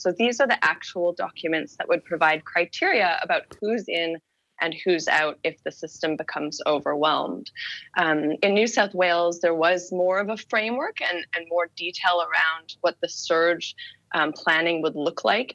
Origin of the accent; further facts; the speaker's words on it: Canada; moved away; being Canadian originally